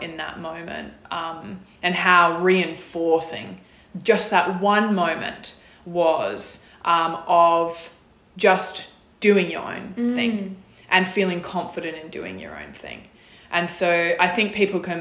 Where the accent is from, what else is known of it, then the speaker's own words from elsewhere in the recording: Whyalla, South Australia, Australia; I'm from South Australia, was born and grew up in Whyalla